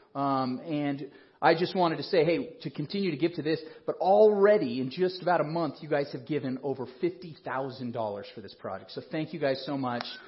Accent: Colorado Springs, Colorado, United States; I grew up in Colorado Springs, which you may or may not know is the evangelical mecca

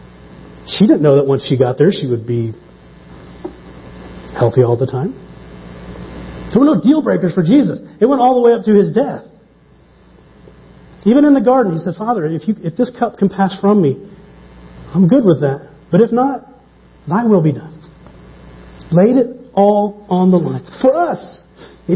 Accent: small town in the Bible Belt, United States; now in Stapleton, Denver, United States; My hometown, 3,500 people, 35 churches. 1 to 100 ratio. Not too bad. Buckle of the Bible belt.

